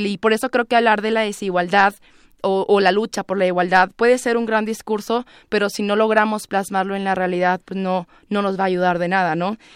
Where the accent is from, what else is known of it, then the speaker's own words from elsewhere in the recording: Ciudad Juárez, Chihuahua, Mexico; yo soy de Ciudad Juárez, entonces me tocó muy de cerca los feminismos, los feminicidios, perdón.